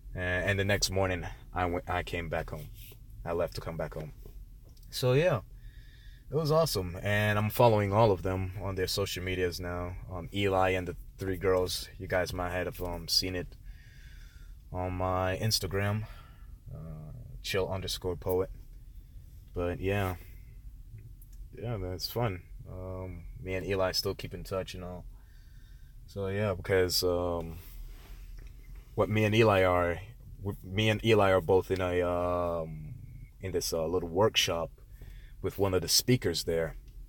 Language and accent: English; Connecticut, United States; born there; I was born in Connecticut, didn't know, you know, I didn't know much about Connecticut.